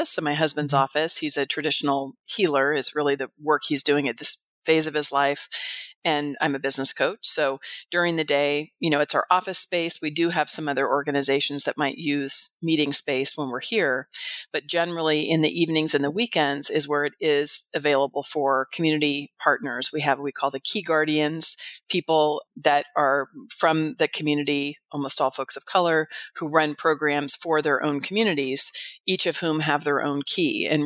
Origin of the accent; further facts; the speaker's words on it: California, United States; moved away as an adult; now in Arizona, United States; before I moved to Arizona about 18 years ago, I was from the San Francisco Bay Area.